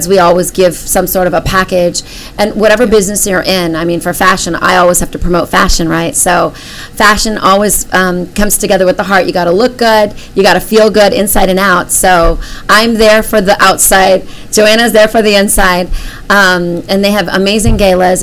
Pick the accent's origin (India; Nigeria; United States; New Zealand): India; I'm Indian